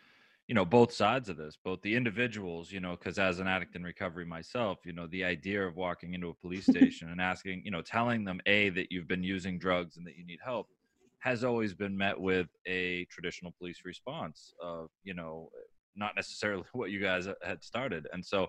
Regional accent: Beverly, Massachusetts, United States; accent: Boston area; I'm from the North Shore. I'm from Beverly

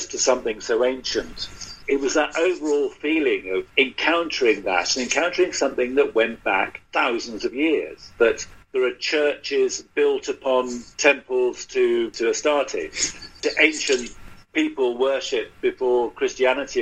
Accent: London, United Kingdom; as a Brit, as somebody who brought up in London

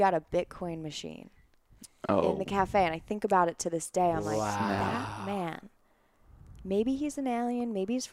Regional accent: Long Island, New York, United States; moved away as an adult; now in Colorado, United States; I grew up on Long Island

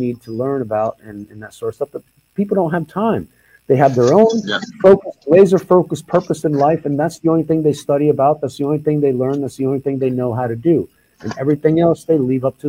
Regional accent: Oklahoma, United States; I grew up in Oklahoma, and so that was the land of the 13 tribes

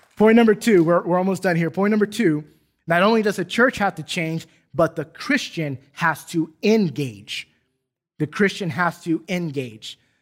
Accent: San Diego, California, United States; now in Duncanville, United States; I specifically could read graffiti in my hometown

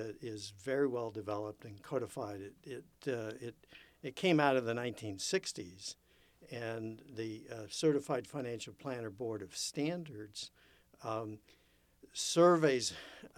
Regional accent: San Bernardino, California, United States; I was born in San Bernardino

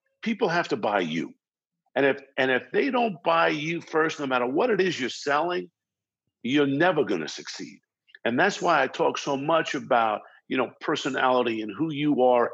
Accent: Baldwin, New York, United States; accent: New York, New Jersey vibe; moved away as an adult; also born or lived in Brooklyn, New York; now in Los Angeles, United States; I was born in Brooklyn, New York, and raised in Baldwin, Strong Island

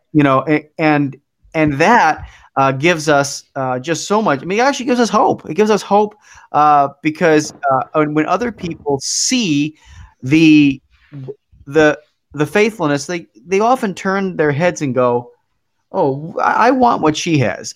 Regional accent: Philadelphia, Pennsylvania, United States; now in Milwaukee, United States; I I grew up in Philadelphia, but I now live in Milwaukee

